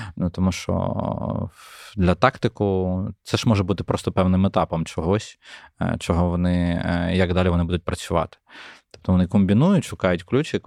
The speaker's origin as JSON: {"language": "Ukrainian", "country": "Ukraine", "said": "як українцю"}